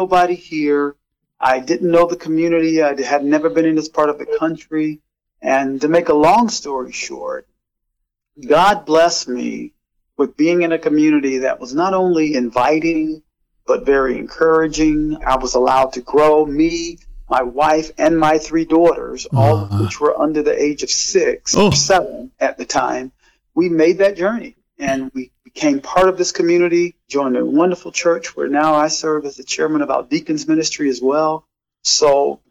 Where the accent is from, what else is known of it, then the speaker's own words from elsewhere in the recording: South Carolina, United States; moved away as an adult; now in Lansing, United States; I'm born and raised in South Carolina